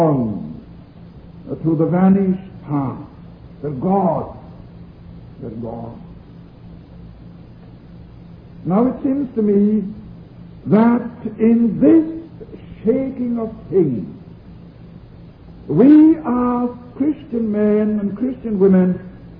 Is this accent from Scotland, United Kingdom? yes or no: yes; Argyllshire, Scotland, United Kingdom; accent: Scottish Highland; first language Scottish Gaelic; English is a second language; Argyllshire, that part of Scotland in which I was born and brought up